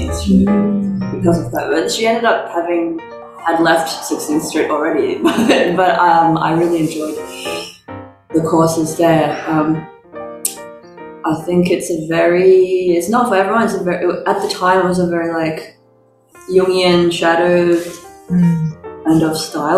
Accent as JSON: {"language": "English", "town": "Melbourne", "region": "Victoria", "country": "Australia", "tie": "born or raised there", "also_born_or_lived": "Xi'an, China / Wellington, New Zealand", "said": "I grew up in Melbourne."}